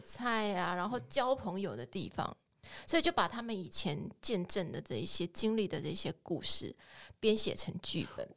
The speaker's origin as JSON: {"language": "Chinese", "town": "Kaohsiung", "country": "Taiwan", "tie": "born or raised there", "said": "我自己其实是出生在一个蓝领家庭里面，那我爸爸其实就是在七零年代那个高雄工业城市经济顶，经济起飞的那个环境下，呃，受惠，然后所以进入到一个体制，被工业城市的这个经济养大的小孩"}